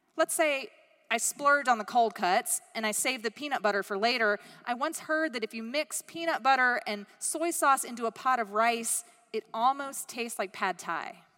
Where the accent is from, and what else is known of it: United States